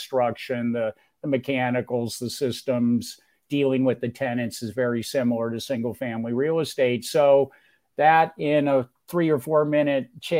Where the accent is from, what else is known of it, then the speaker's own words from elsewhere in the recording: Los Altos, California, United States; moved away as an adult; also born or lived in Mountain View, California / Upstate New York / Michigan; now in Greenville, United States; I was born and raised on the San Francisco Peninsula in where what was to become Silicon Valley.